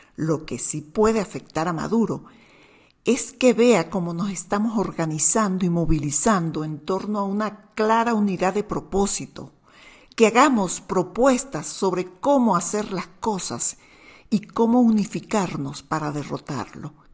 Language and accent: Spanish; Venezuela; Somos los venezolanos